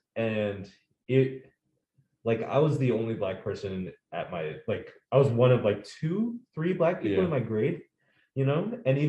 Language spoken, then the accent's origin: English; United States; also born or lived in Bellingham, Washington; I was born in America and I've lived here all my life